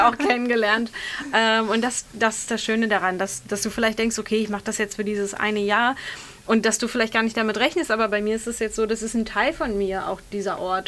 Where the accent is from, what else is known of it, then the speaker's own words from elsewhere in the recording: Bergisch Gladbach, North Rhine-Westphalia, Germany; moved away as an adult; ich komme aus einer, ursprünglich aus Bergisch Gladbach, aus einer relativ ja, kleineren bis mittelgroßen